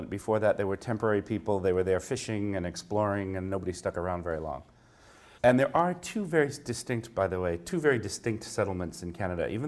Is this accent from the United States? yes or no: yes; United States; I am an American.